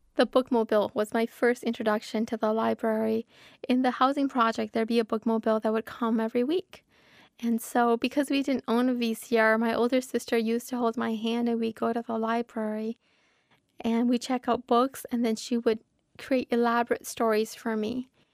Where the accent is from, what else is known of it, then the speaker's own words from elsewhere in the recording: Minnesota, United States; I'm a Minnesotan author, that I come from the most literary state in the nation.